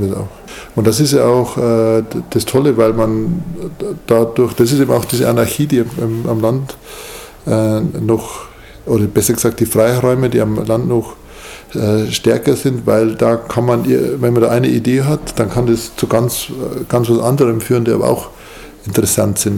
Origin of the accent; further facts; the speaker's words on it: Munich, Bavaria, Germany; Ich komme ja aus München